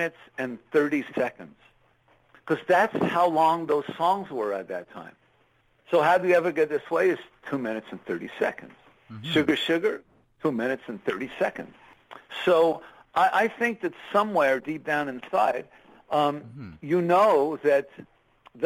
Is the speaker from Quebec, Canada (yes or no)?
yes; Montreal, Quebec, Canada; born and raised in Montreal of immigrant parents